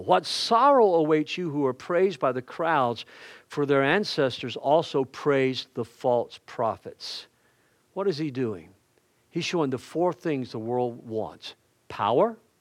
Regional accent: the South, United States; I'm a Southerner

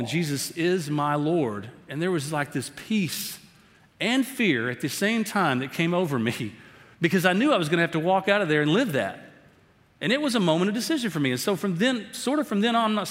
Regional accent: Tyler, Texas, United States; I grew up over in Tyler

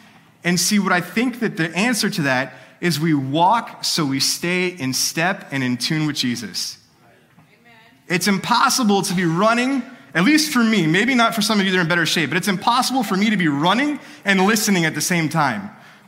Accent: California, United States; now in Texas, United States; But I came from California. And when I lived in California, one of my dreams

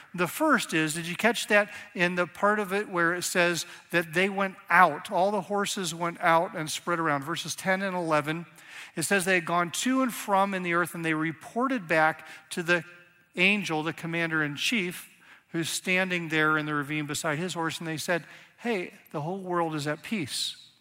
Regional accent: Northeast Ohio, United States; also born or lived in Reading, Pennsylvania; I grew up in Northeast Ohio, but actually started right there about kindergarten.

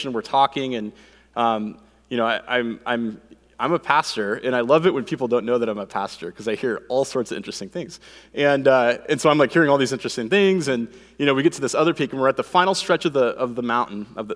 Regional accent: Phoenix, Arizona, United States; I grew up here in Phoenix

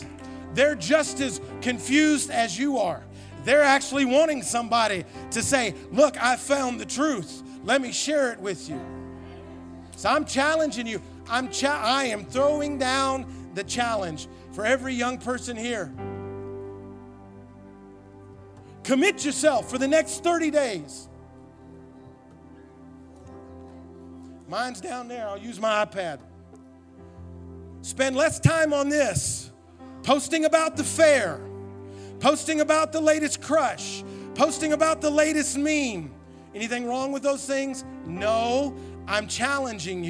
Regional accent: Tennessee, United States; moved away; we went back to my home state of Tennessee

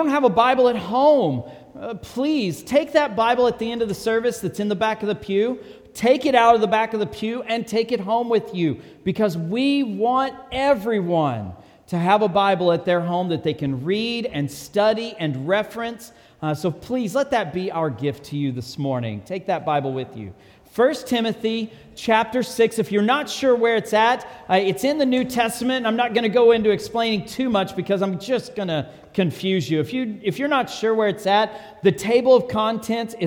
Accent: Texas, United States; I'm from Texas

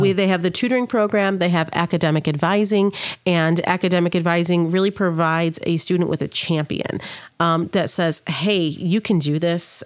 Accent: Saginaw, Michigan, United States; moved away as an adult; now in Sauk Valley, United States; I'm originally born in Michigan, Saginaw, Michigan, to be exact

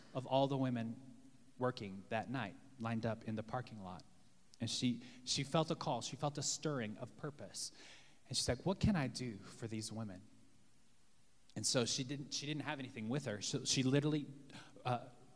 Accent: the South, United States; now in New York City, United States; Growing up in the South

